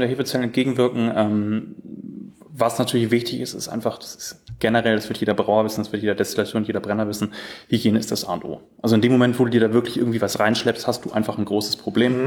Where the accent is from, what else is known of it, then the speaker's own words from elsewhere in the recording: near Bad Oldesloe, Schleswig-Holstein, Germany; Ich komme aus Schleswig-Holstein und, ähm, bin in der Nähe von Bad Oldesloe aufgewachsen